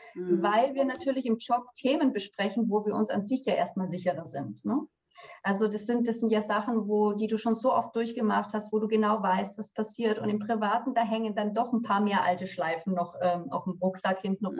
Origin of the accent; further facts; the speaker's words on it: Swabia, Germany; moved away as an adult; ich bin eine gebürtige Schwäbin